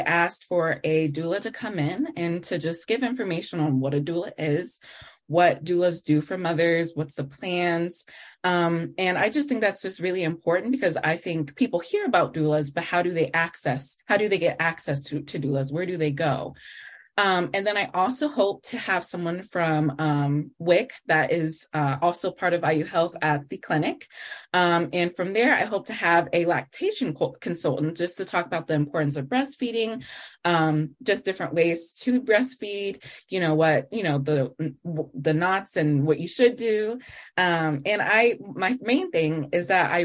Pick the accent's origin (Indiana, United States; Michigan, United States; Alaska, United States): Indiana, United States; Indianapolis; moved away as an adult; now in Bloomington, United States; I'm actually not originally from here. I'm from Indianapolis